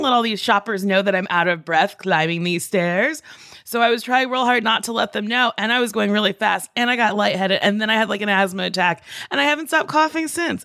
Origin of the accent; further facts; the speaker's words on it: New Jersey, United States; I grew up in New Jersey